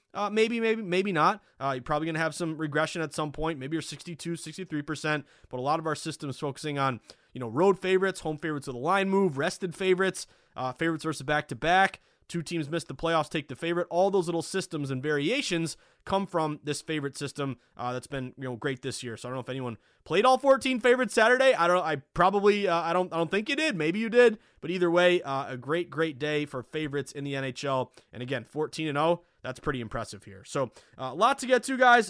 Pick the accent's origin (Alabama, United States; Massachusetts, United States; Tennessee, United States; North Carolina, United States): Massachusetts, United States; Boston; also born or lived in Vermont; Boston. I graduated from the University of Vermont in two thousand nine. Uh, you know, stayed at home for six months